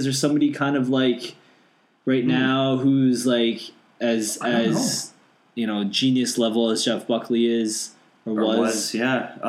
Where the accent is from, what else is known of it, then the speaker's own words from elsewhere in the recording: Canada; I know I'm Canadian.